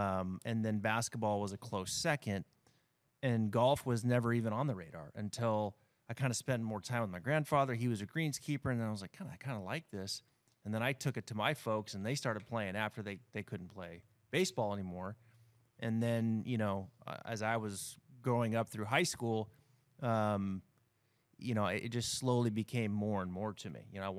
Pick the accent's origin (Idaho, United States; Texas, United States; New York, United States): Idaho, United States; growing up in Northern Idaho, you play, 7-8 months out of the year, and then it snows and you put your clubs up and you're playing other sports